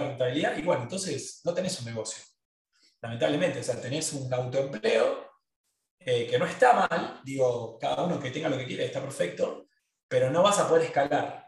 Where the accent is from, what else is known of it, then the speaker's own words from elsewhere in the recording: Argentina; Todos los que somos argentinos